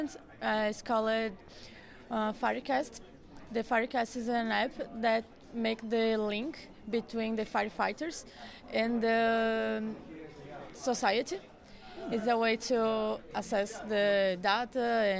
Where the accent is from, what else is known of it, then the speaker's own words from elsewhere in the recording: Florianópolis, Santa Catarina, Brazil; English is a second language; I'm from Florianópolis, south of Brazil